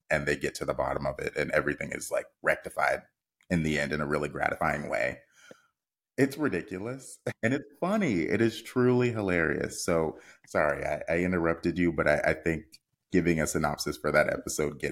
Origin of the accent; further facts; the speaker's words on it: United States; We as American viewers